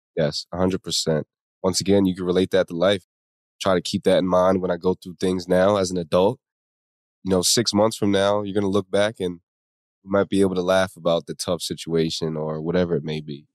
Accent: Atlantic County, New Jersey, United States; I grew up in South Jersey, you know, Atlantic City, Atlantic County area by the beach.

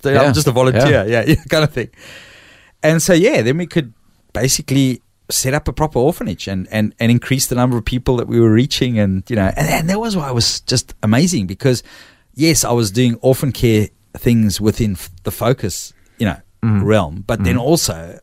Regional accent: South Africa; I'm South African

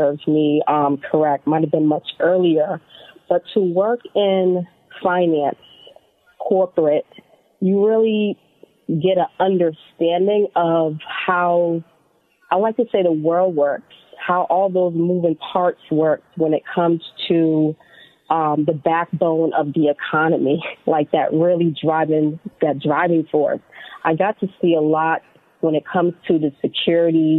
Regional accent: Boston, Massachusetts, United States; I grew up in Boston, Massachusetts.

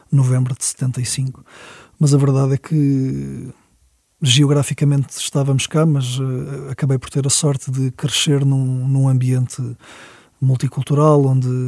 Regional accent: Elvas, Portalegre District, Portugal; born there; eu nasci em Elvas por causa disso

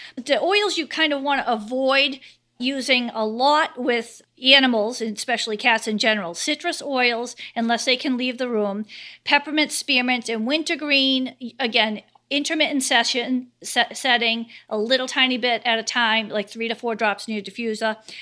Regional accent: Cape Cod, Massachusetts, United States; I'm from Cape Cod, Massachusetts

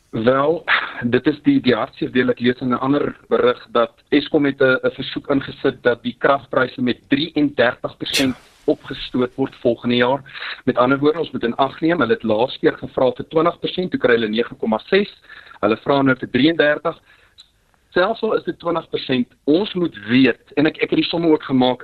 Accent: South Africa; as Suid-Afrikaners

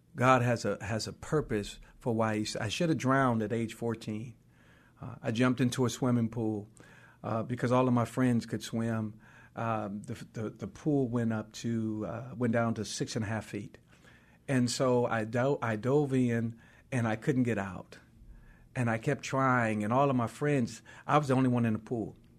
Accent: Oakland, California, United States; also born or lived in Louisiana (parents' birthplace); we grew up in West Oakland for a little while, then we moved to East Oakland.

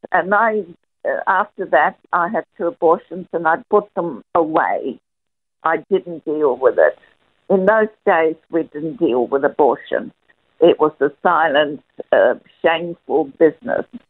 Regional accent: Perth, Western Australia, Australia; moved away as an adult; now in Melbourne, Australia; after we moved to Melbourne from Perth, I'm I, because I am originally a Perth girl.

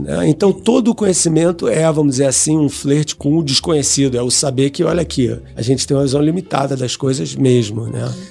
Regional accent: Rio de Janeiro, Brazil; eu sou do Rio de Janeiro, né? E fiz minha educação toda lá

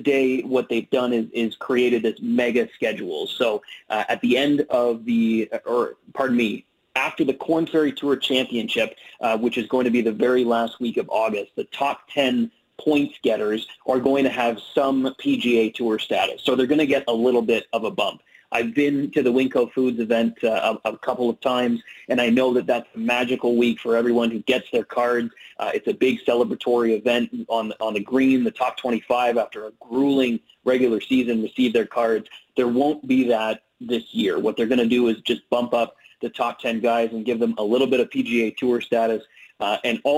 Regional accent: Canada; also born or lived in Ottawa, Ontario; I am Canadian and I live in Canada. I live in Ottawa, Ontario, the capital of Canada.

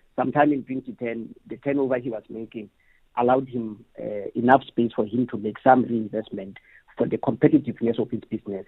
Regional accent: Gauteng, South Africa; I'm from Gauteng

